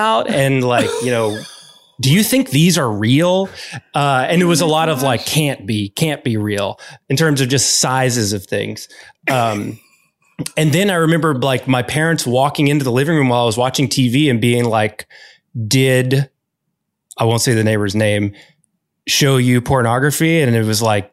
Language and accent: English; Arkansas, United States; I grew up in Arkansas